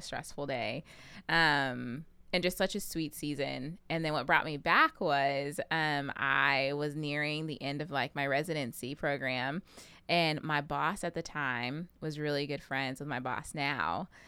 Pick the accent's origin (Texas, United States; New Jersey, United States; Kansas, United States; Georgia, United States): Texas, United States; Pflugerville; moved away; also born or lived in Tennessee; I am originally from Pflugerville, Texas